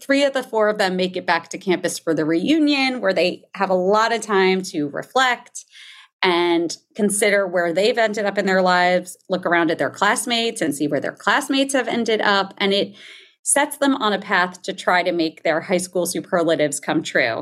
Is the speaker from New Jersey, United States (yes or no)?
yes; New Jersey, United States; I grew up in New Jersey